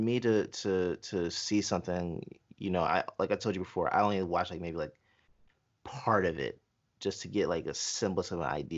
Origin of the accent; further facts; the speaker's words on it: Jamaica; I'm Jamaican. I'm Jamaican.